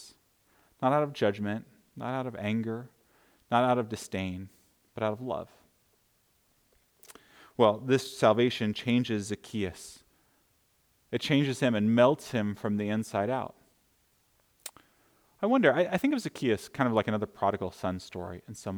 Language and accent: English; United States; as an American people